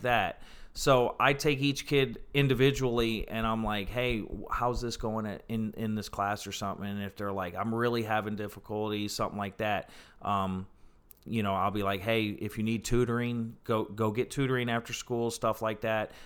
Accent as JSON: {"language": "English", "region": "Ohio", "country": "United States", "tie": "born or raised there", "moved": "yes", "lives_now": "North Carolina, United States", "said": "I grew up in Ohio"}